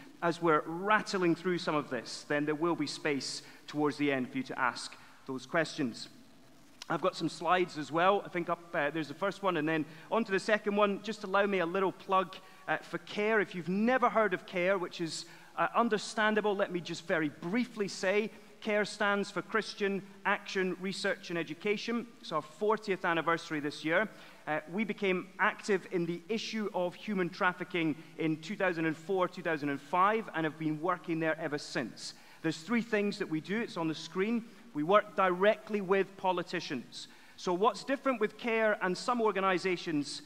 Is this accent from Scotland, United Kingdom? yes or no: yes; Edinburgh, Scotland, United Kingdom; moved away as an adult; now in London, United Kingdom; I'm from Edinburgh originally, which is the greatest city apart from Winchester